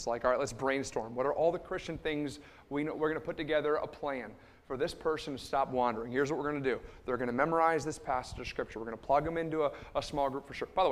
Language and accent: English; Liverpool, New York, United States; I grew up in Liverpool, New York. It's just about 10 minutes outside of Syracuse